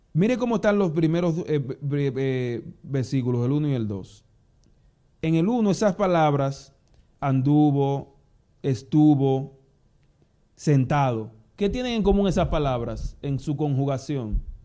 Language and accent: Spanish; Dominican Republic; moved away; aquí en Dominicana